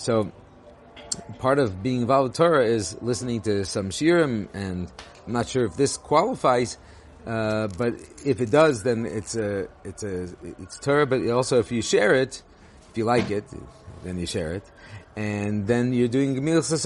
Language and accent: English; Los Angeles, California, United States; now in Israel; I grew up in Los Angeles